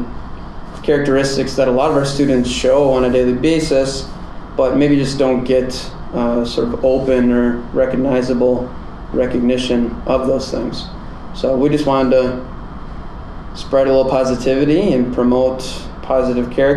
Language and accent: English; Kimberly, Wisconsin, United States; moved away; my hometown, Kimberly, Wisconsin